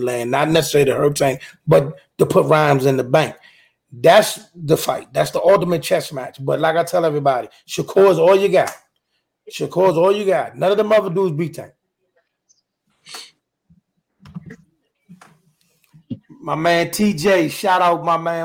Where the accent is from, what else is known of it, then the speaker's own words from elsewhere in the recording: DMV, United States; I'm from the DMV